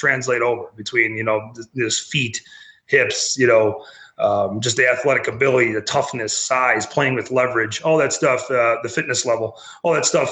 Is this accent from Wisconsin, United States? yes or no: yes; Wisconsin, United States; now in Louisiana, United States; I'm originally from Wisconsin